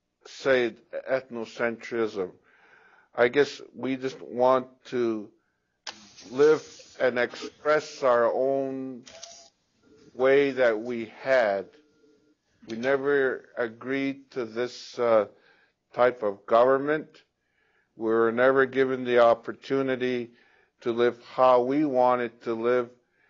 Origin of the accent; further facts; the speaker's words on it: Ghana; now in Canada; I'm from Ghana.